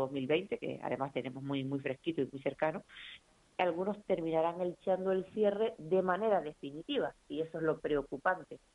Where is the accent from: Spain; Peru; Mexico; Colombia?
Spain; Canary Islands; como canarios